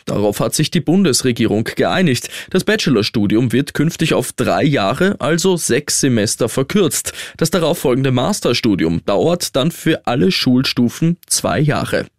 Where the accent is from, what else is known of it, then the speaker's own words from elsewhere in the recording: Austria; bei uns in Österreich